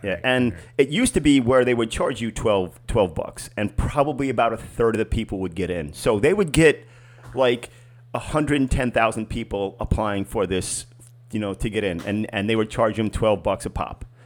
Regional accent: New York, United States; the club that I grew up with in New York

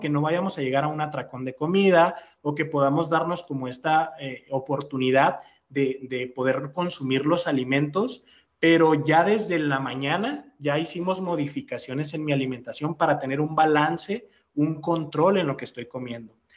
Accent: Mexico; nos caracterizamos como mexicanos

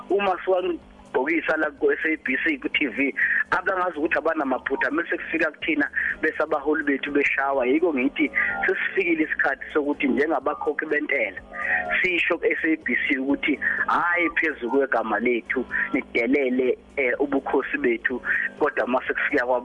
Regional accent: KwaZulu-Natal, South Africa; singamaZulu singama singabantu baseningizimu Afrika

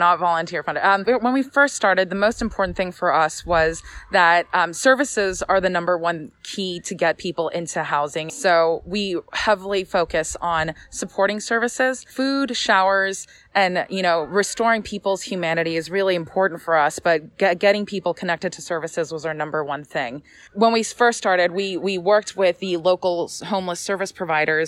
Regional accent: Los Angeles, California, United States; I am a native Angeleno born and raised in Los Feliz

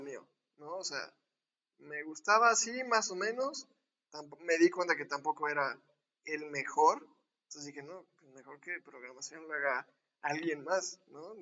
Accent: Córdoba, Veracruz, Mexico; now in Puebla, Mexico; soy orgullosamente poblano, que viví un año de, mi vida cuando nací aquí, después viví casi toda, mi vida, vida, en Córdoba

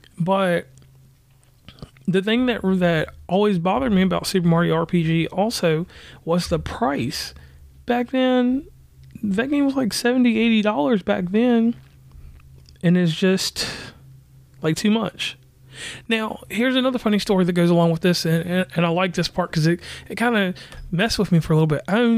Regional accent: West Virginia, United States; from West Virginia.

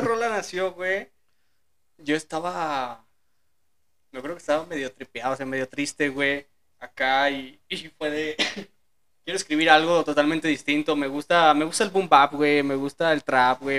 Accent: León, Guanajuato, Mexico; ahí, o sea, en mi tierra

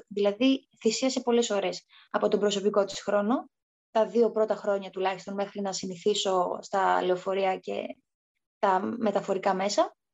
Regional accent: Thessaloniki, Central Macedonia, Greece; moved away as an adult; στην πόλη μου. Η Κωνσταντινούπολη είναι τρει-τέσσερι ώρε μέχρι Θεσσαλονίκη

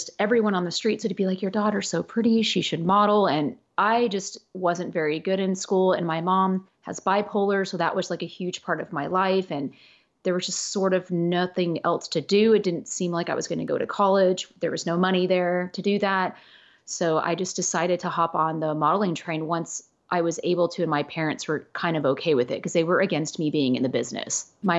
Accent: Los Angeles, California, United States; born there; people think because I was born in Los Angeles, literally 20 minutes away from Hollywood, that this was my life.

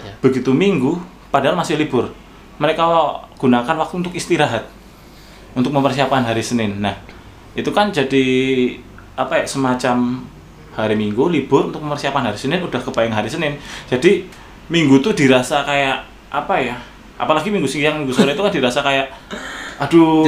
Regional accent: Indonesia; accent: medok (Javanese-tinged); now in Jakarta, Indonesia; saya kan dari daerah gitu yeah. Iya. uh, terlebih lagi logat saya medok

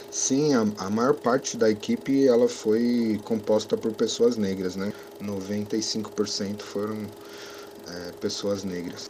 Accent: São Paulo, Brazil; also born or lived in Bexiga, São Paulo; sou nascido e criado na Zona Sul, especificamente no bairro da Piraporinha, no Embuimirim

